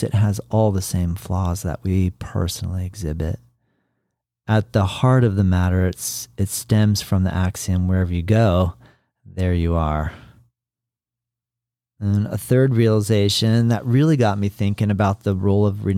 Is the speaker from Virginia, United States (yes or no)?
no; Florida, United States; I was in my home state of Florida